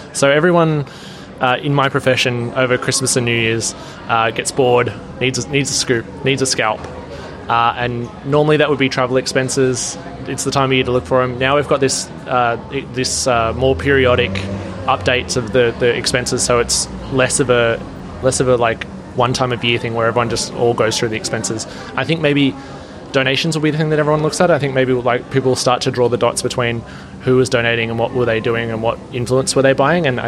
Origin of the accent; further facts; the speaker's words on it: Blue Mountains, New South Wales, Australia; where I grew up up in the Blue Mountains